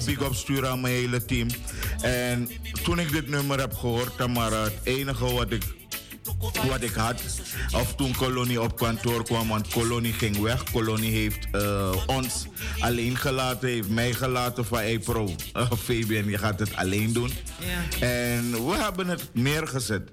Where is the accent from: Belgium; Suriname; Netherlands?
Suriname; ik woon in Suriname of ik ben geboren in Suriname. Dus ik kom er elders niet vandaan.